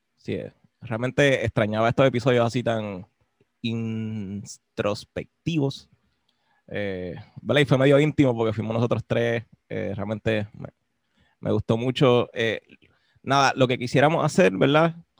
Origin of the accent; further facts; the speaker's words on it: Puerto Rico; lo que somos nosotros ahora como puertorriqueños